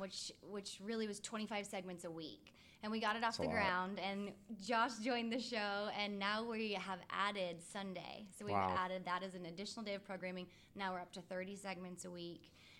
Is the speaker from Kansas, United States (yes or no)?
yes; Leawood, Kansas, United States; also born or lived in Long Island, New York; now in Wichita, United States; I grew up in Kansas City.